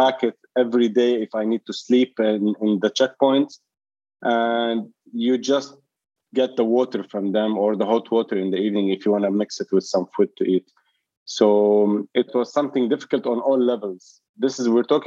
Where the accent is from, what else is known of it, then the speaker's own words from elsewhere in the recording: Zahle, Beqaa, Lebanon; moved away as an adult; also born or lived in Sydney, Australia; now in Dubai, United Arab Emirates; I'm from Lebanon, from Zahle, and it's like a city in the mountains, more like a big village or let's say a small city. And I lived there till I was like 17, 18, almost 99% of my time